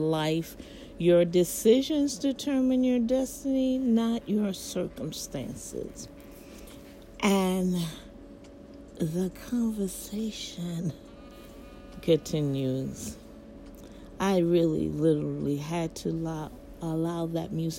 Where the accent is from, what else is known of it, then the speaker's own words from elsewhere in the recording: United States; as an American citizen